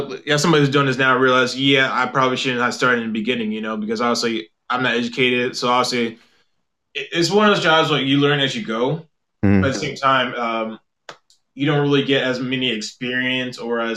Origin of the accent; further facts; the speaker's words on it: South Carolina, United States; moved away as an adult; also born or lived in Charlotte, North Carolina; now in South Korea; I'm from South Carolina. I moved to South Korea back in, May 2016.